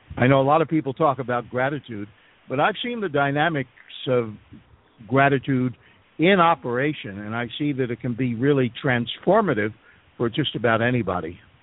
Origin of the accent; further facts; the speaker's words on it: Philadelphia, Pennsylvania, United States; now in Panama; I was born and raised in Philadelphia